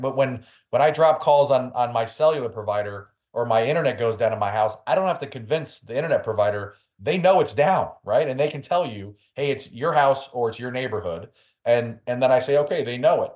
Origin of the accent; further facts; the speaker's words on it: New York City, New York, United States; I'm from New York City